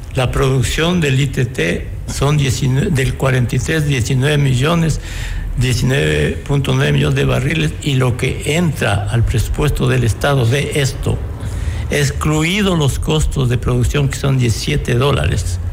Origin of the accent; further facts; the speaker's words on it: Ecuador; estamos como ecuatorianos sin libertades